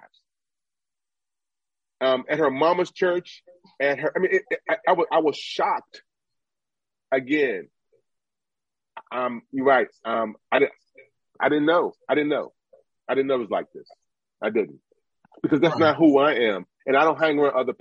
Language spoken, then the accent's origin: English; United States; I'm an American.